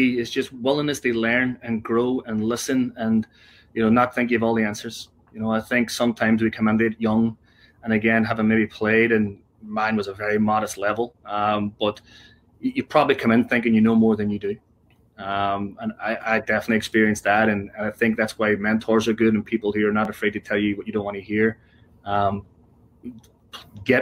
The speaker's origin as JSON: {"language": "English", "town": "Derry", "region": "Northern Ireland", "country": "United Kingdom", "tie": "born or raised there", "moved": "yes", "lives_now": "United States", "said": "growing up in Derry, big Derry City fan"}